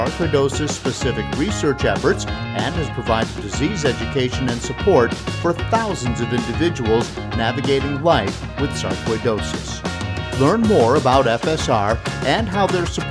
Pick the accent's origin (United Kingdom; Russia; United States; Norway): United States; outside of Syracuse, New York; now in Virginia, United States; I grew up outside of Syracuse, so I had my share of cold weather, and I got south as soon as I could.